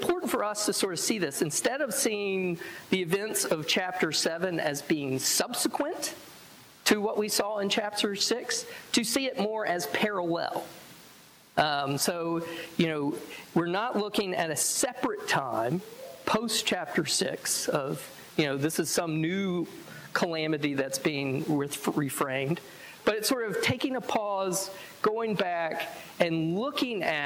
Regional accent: the South, United States; because I'm from the South

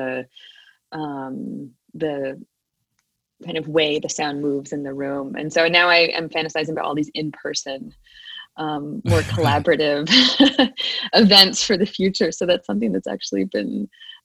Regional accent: Hopewell, New Jersey, United States; also born or lived in Providence, Rhode Island; now in Los Angeles, United States; I grew up in New Jersey.

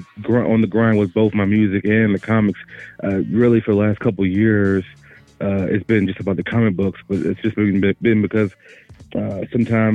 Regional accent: Louisiana, United States; now in Denver, United States; I'm originally from Louisiana, but right now I'm in Denver, Colorado at the moment

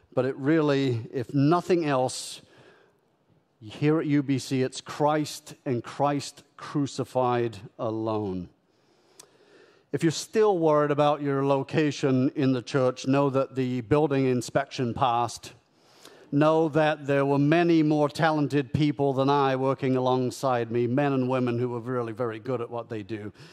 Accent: United Kingdom; moved away as an adult; also born or lived in Canada; now in United States; I was born and raised in the United Kingdom, lived in Canada for a decade. I've been in the United States for seventeen years.

